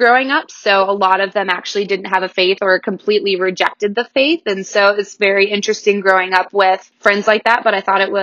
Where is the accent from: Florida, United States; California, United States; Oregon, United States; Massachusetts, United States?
Oregon, United States; Newberg; also born or lived in Wilsonville, Oregon; I grew up in Newburgh, Oregon, and that is where George Fox University